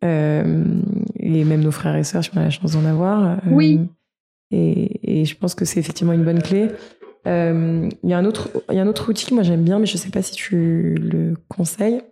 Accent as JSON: {"language": "French", "country": "France", "said": "en tant que Français"}